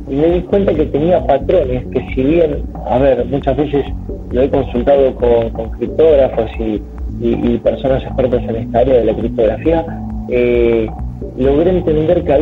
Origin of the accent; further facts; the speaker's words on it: Buenos Aires, Argentina; eh, yo soy de Argentina, Buenos Aires, y con mi hijo Andrés en este momento me encuentro en la ciudad de Paraná